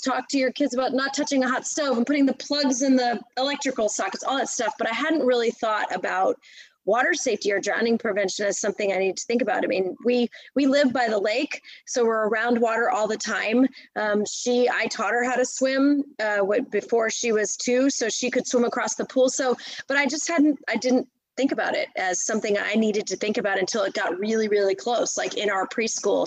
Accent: United States; moved away as an adult; now in Texas, United States; i'm in texas now i've been here for over 20 years um, I grew up in outside of Washington D.C.

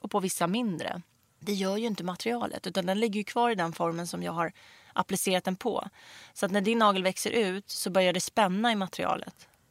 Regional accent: Stockholm, Stockholm County, Sweden; jag kommer liksom från Rinkeby-Kista och hade ingen egentligen ekonomisk backup i det här.

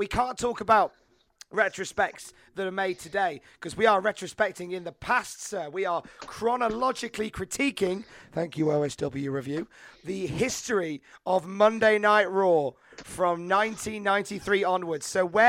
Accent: United Kingdom; Well, being British

